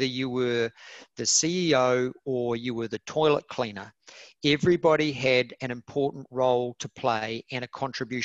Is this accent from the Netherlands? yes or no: no; New Zealand; Kiwi yachties